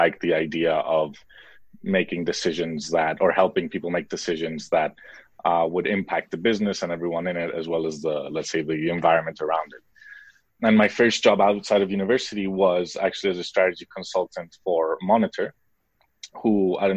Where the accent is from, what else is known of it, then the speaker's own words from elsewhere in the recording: Mexico; born there; moved away; also born or lived in United States / Spain / Switzerland; I was born in Mexico, then lived in the US, most of my schooling in Europe between Spain and Switzerland and then I did my studies in Spain